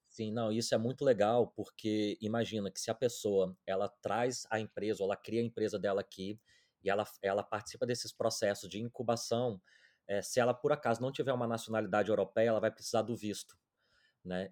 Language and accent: Portuguese; Domingos Martins, Espírito Santo, Brazil; moved away as an adult; also born or lived in London; now in Portugal; a minha cidade natal é Domingos Martins, que é o interior do Espírito Santo